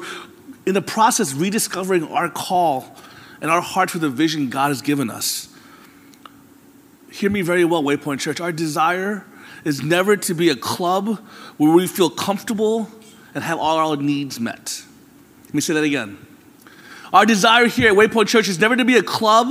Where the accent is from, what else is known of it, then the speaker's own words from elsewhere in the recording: Florida, United States; moved away; I'm from Florida, where there really aren't any seasons.